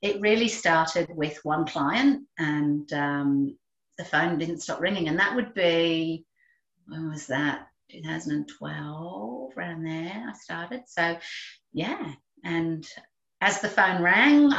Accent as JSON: {"language": "English", "region": "England", "country": "United Kingdom", "also_born_or_lived": "London", "moved": "as an adult", "lives_now": "Australia", "said": "I'm English, and I trained with a good friend of mine and lived with her in London before. We both ended up in Australia"}